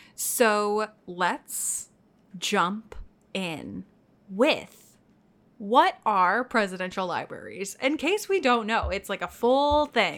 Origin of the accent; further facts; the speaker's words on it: Texas, United States; now in New York, United States; I grew up in Texas